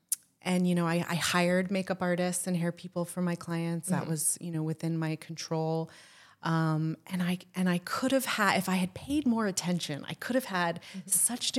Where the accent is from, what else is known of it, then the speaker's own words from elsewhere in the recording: Florida, United States; I grew up in Florida, as I say, with shame and embarrassment.